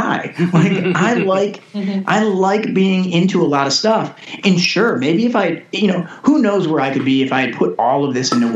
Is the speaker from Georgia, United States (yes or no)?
no; Detroit, Michigan, United States; moved away as an adult; now in Los Angeles, United States; I'm from Metro Detroit. I grew up, you know, kind of Detroit for a long time